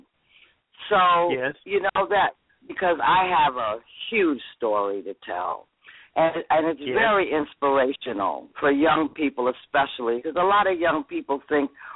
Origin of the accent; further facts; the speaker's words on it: Norwalk, Connecticut, United States; moved away as an adult; also born or lived in San Francisco, California; now in St. Thomas, U.S. Virgin Islands; I'm originally from Norwalk. I'm originally from Norwalk, Connecticut